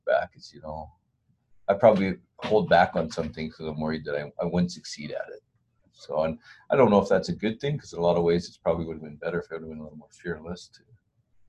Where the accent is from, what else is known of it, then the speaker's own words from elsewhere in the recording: Southern Alberta, Canada; also born or lived in Edmonton; I grew up here in Southern Alberta